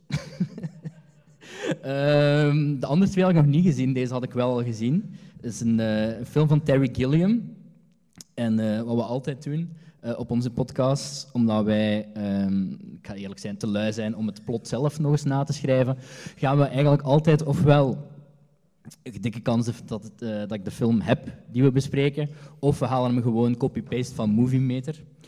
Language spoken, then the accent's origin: Dutch; Hasselt, Flanders, Belgium; ik ben van Hasselt.